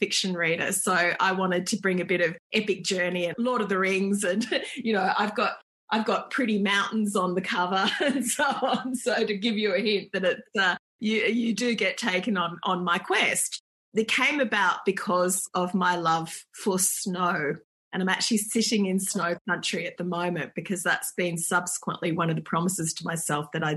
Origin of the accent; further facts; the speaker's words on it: Perth, Western Australia, Australia; I grew up in Perth and there wasn't a lot of snow there